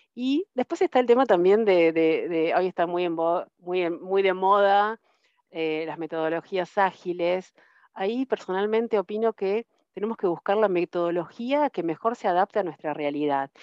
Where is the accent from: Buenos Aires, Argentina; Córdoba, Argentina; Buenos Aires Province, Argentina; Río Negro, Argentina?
Córdoba, Argentina; Río Tercero; moved away as an adult; Yo soy de Río Tercero, que es una ciudad más chica de la, provincia de Córdoba